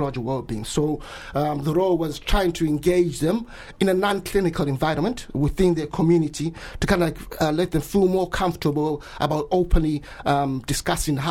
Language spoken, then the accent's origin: English; Bulawayo, Zimbabwe; moved away as an adult; now in Brighton, United Kingdom; Yes, I was born and raised there. I went to school there